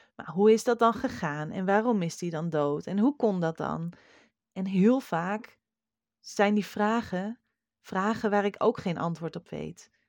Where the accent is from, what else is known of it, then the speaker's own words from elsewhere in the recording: Friesland, Netherlands; een beppe bij ons in Friesland